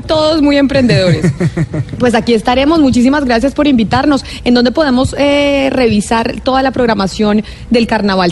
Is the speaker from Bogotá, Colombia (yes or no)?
yes; Bogotá, Colombia; Yo es que soy de Bogotá